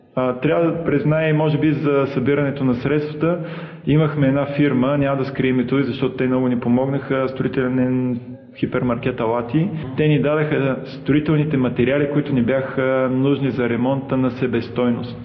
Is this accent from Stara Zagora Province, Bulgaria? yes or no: no; Plovdiv, Plovdiv Province, Bulgaria; родом съм от Пловдив